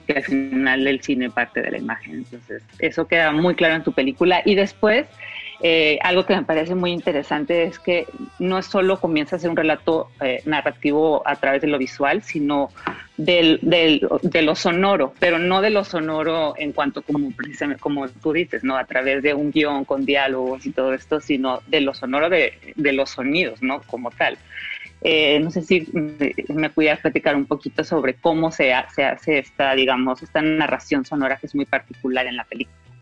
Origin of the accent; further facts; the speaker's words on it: Mexico; yo como mexicana